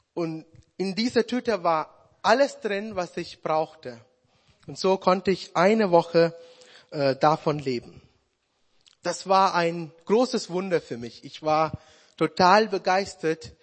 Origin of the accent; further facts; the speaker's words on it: Sri Lanka; German is a second language; moved away as an adult; now in Germany; meine Heimat